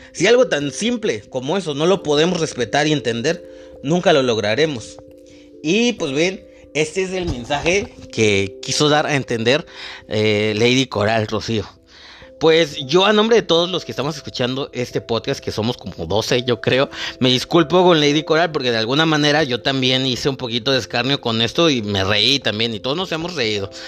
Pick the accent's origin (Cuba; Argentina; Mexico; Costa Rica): Mexico; somos los mexicanos